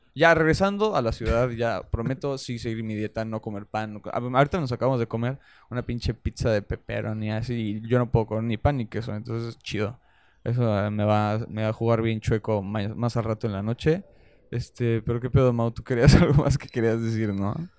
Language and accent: Spanish; Mexico; Somos mexicanos, decimos, güey, no mames y todas esas cosas